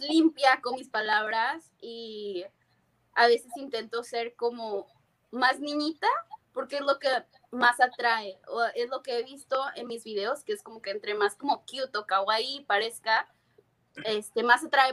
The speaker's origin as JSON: {"language": "Spanish", "town": "Tijuana", "region": "Baja California", "country": "Mexico", "also_born_or_lived": "San Diego, United States / Berkeley, United States", "moved": "yes", "lives_now": "United States", "said": "De Tijuana, mi casa, mi familia, mis amigos"}